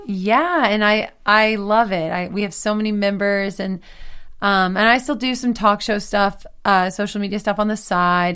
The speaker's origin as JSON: {"language": "English", "region": "Texas", "country": "United States", "also_born_or_lived": "Nashville", "moved": "as an adult", "lives_now": "Los Angeles, United States", "said": "I'm from Texas"}